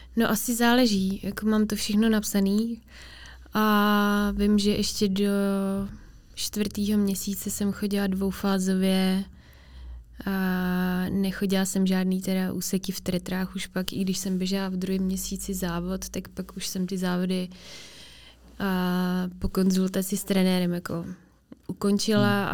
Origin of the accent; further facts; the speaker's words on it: Czechia; also born or lived in Finland; v těch třech letech jsme se přestěhovali do Česka